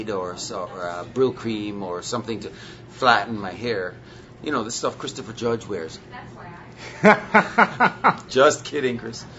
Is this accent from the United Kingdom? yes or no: no; Jamaica; I'm Jamaican